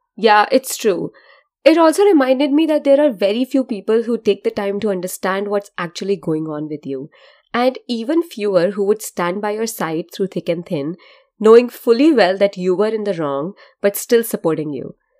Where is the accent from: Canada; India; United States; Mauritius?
India; I'm Indian and the way I have been brought up is to be generally untrusting of people who look like hobos